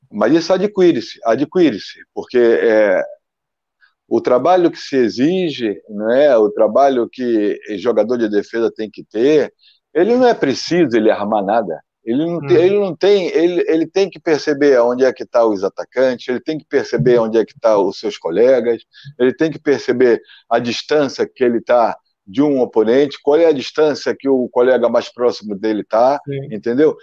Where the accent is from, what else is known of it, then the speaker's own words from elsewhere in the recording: Brazil; moved away as an adult; now in Portugal; vivi no meu país até 26 anos